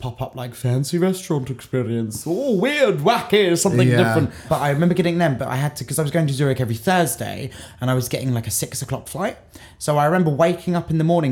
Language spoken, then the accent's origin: English; Portsmouth, South East England, United Kingdom; I grew up in Portsmouth